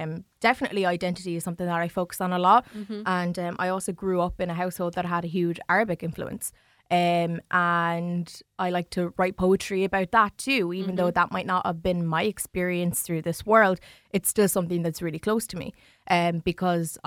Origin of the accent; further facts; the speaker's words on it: New Ross, Leinster, Ireland; I grew up in New Ross and I grew up with white family